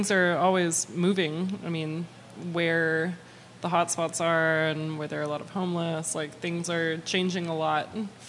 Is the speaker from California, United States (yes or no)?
yes; Santa Monica, California, United States; When I was a kid, when I was growing up in Santa Monica